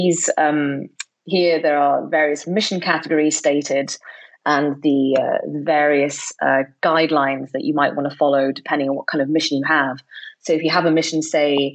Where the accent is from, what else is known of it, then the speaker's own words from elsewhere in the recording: Switzerland; moved away as an adult; also born or lived in Basel / Edinburgh; I'm originally from Switzerland